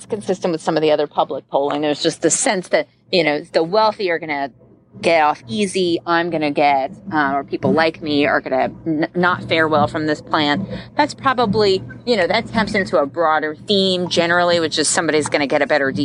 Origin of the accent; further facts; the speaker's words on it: New Jersey, United States; moved away; I always say I'm from New Jersey, which I am technically, just not currently